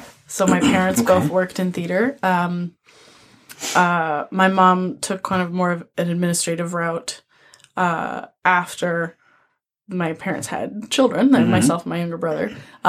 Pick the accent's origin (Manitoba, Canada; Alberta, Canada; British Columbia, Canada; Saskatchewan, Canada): Saskatchewan, Canada; Saskatoon; moved away as an adult; also born or lived in Edmonton / Paris; now in Toronto, Canada; Well, I went many different places before I ended up in Toronto. Mm-hmm. So I grew up in Saskatchewan, mm-hmm. in Saskatoon, and then I went to school in Edmonton